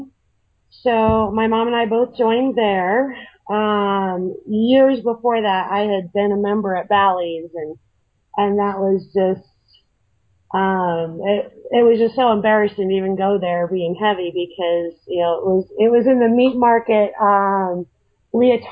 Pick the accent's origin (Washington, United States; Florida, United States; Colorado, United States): Colorado, United States; also born or lived in Arizona; I moved from Arizona back home to Colorado, where my family's